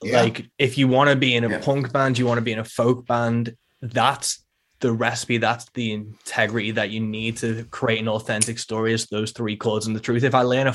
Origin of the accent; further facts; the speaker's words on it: Rock Ferry, North West England, United Kingdom; Rock Ferry, that's about my hometown in England.